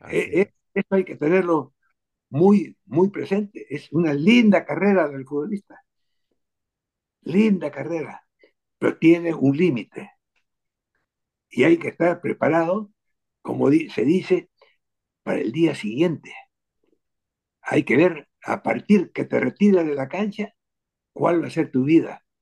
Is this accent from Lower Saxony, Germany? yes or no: no; Berlin, Germany; born there; Me ha dado oportunidad de recordar que yo nací en Alemania, en Berlín, justamente porque mi padre estaba allá